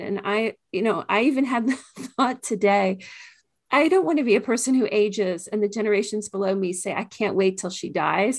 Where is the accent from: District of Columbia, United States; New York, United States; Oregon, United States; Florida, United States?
District of Columbia, United States; Washington; I grew up in the Washington, D C area